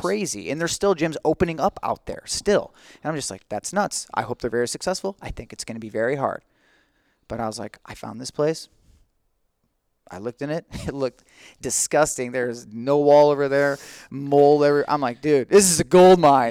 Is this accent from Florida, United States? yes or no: no; St. Ann, Missouri, United States; also born or lived in St. Charles; And I'm a San Ann native. I was born and raised in San Ann